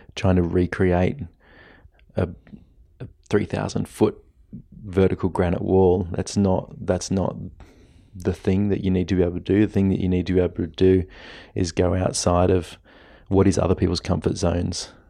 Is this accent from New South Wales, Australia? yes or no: yes; Blue Mountains, New South Wales, Australia; my hometown was a sport capital